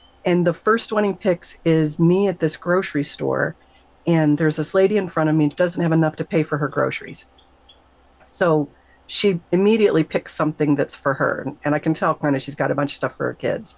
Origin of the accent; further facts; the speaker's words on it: Michigan, United States; I grew up in Michigan